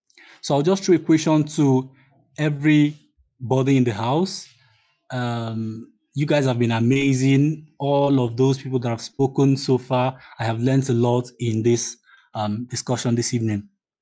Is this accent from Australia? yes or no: no; Nigeria; I'm coming from Nigeria and I am Igbo.